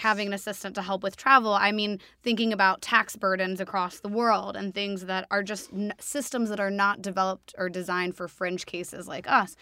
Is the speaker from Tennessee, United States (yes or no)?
yes; Nashville, Tennessee, United States; also born or lived in New York City; now in London, United Kingdom; I'm from Nash Vegas